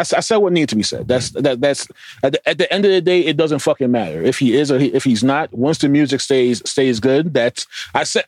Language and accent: English; New York, United States; we're, we're from New York